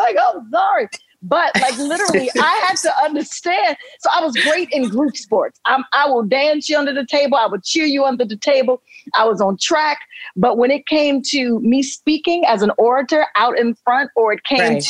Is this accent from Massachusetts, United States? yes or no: no; Chicago, Illinois, United States